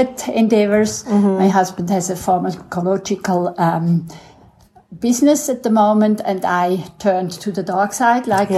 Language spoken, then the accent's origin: English; Switzerland; moved away as an adult; now in South Africa; I'm originally from Switzerland